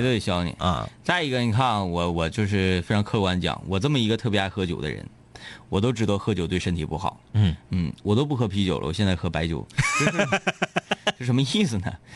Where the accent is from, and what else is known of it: Northeast China, China